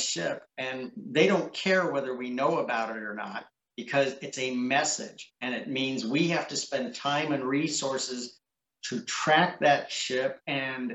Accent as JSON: {"language": "English", "town": "Seattle", "region": "Washington", "country": "United States", "tie": "born or raised there", "said": "I grew up in Seattle"}